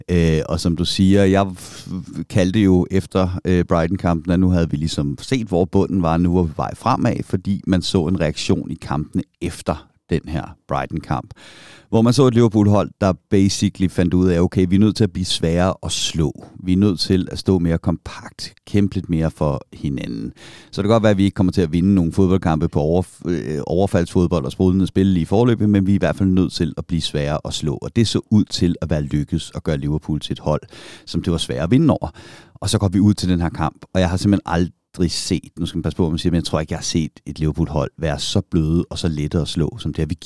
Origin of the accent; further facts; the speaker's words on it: Køge, Zealand, Denmark; moved away; jeg var en ung, flot øh, fyr, der voksede op i Køge.